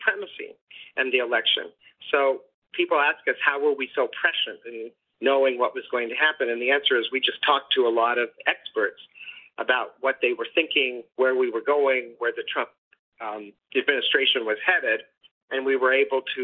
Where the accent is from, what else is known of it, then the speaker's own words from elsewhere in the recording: Denver, Colorado, United States; moved away; also born or lived in Boston; John Wells, whom I grew up with in Denver